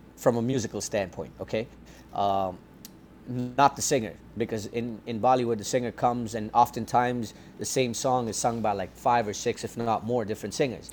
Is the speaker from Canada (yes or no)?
yes; Toronto, Ontario, Canada; I'm from Scarborough, and so I grew up listening to ch- chutney and soca music